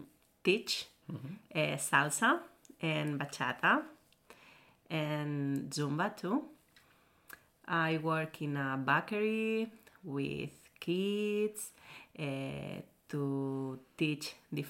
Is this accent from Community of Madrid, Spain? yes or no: no; Catalonia, Spain; English is a second language; I'm from Spain, from Catalonia.